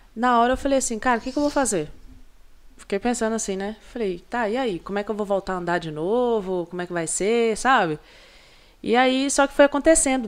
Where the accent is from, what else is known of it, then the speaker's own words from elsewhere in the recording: Brazil; eu sou brasileira